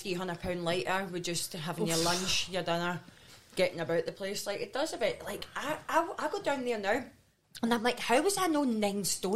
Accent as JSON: {"language": "English", "town": "Renton", "region": "Scotland", "country": "United Kingdom", "also_born_or_lived": "London", "accent": "Glasgow", "moved": "as an adult", "said": "I'm from the Renton."}